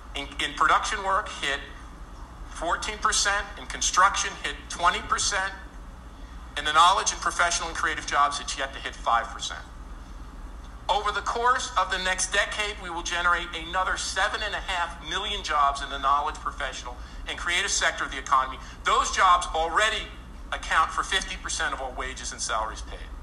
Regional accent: New Jersey, United States; I grew up totally Sopranos in New Jersey.

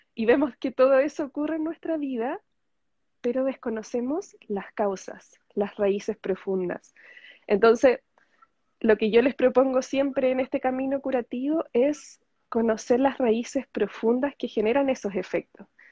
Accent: Chile; soy chilena, estoy en Chile

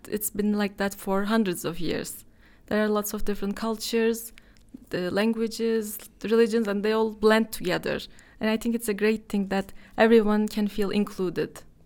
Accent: Istanbul, Turkey; I'm from Istanbul. I was born here, but my father is from Bursa. Uh, but I've never lived there

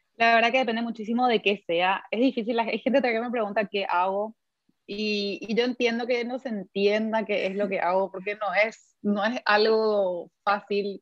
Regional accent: Paraguay; nuestra mentalidad como paraguayos

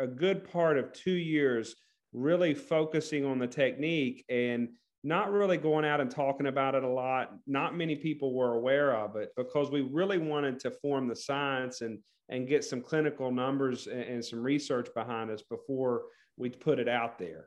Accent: West Virginia, United States; my home state, WVU

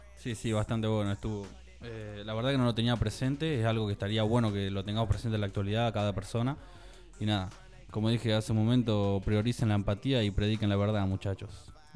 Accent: Tandil, Buenos Aires Province, Argentina; los de Tandil no estamos.

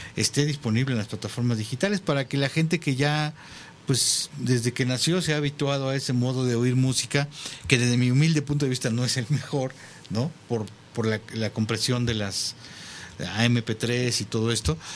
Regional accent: Mexico

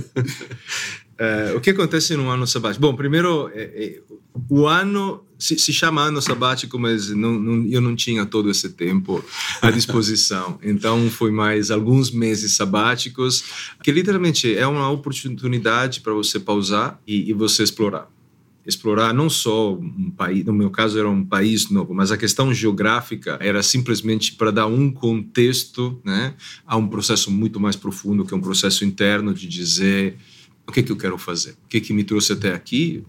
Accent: Italy; now in São Paulo, Brazil; eu sou italiano

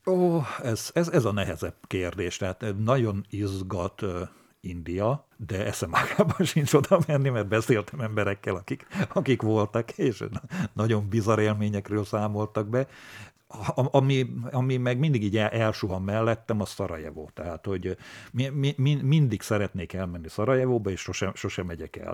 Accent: Kráľovský Chlmec, Košice Region, Slovakia; born or raised there

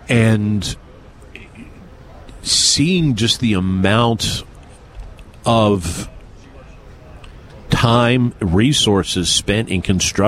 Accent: East Coast, United States; Growing up on the East Coast, both of us did.

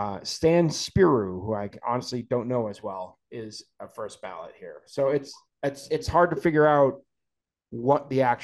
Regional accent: Boston, Massachusetts, United States; I grew up in Boston.

